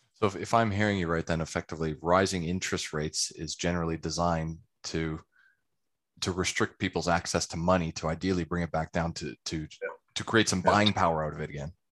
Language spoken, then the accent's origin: English; Calgary, Alberta, Canada; also born or lived in England; now in Australia; I'm originally from Calgary in Canada